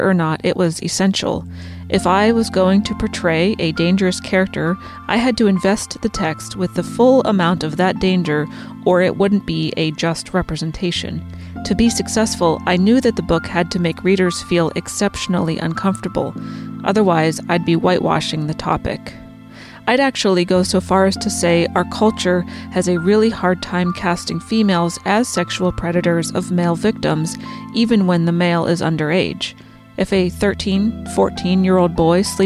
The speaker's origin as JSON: {"language": "English", "region": "New England", "country": "United States", "said": "we're both from New England"}